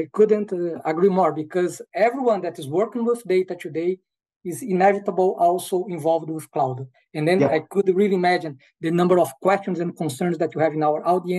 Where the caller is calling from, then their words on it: Germany; Director of Data Foundation at BSF and Ambassador of CDO Magazine in Germany. Today I'm calling from the Highland Palatinate in Germany